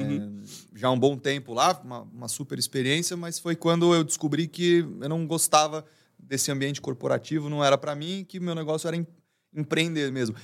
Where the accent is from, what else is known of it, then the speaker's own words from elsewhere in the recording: São Paulo, Brazil; eu nasci, sempre vivi aqui em São Paulo.